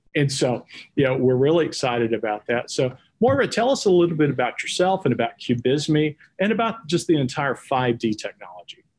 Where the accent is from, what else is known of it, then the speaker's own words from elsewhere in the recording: Texas, United States; accent: Texas; my Texas accent